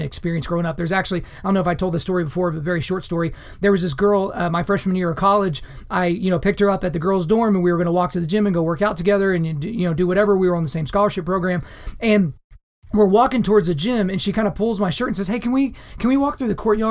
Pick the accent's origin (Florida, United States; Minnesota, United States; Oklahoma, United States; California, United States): Oklahoma, United States; Lawton; I grew up in a surprisingly diverse town in Southwest Oklahoma.